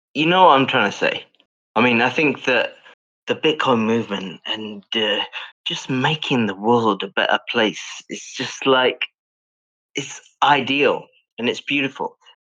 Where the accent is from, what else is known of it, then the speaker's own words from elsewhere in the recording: South Africa; accent: British; moved away; also born or lived in United Kingdom; I was raised in South Africa